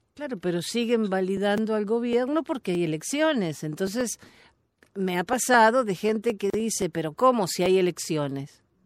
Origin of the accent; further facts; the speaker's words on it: Argentina; como decimos en mi país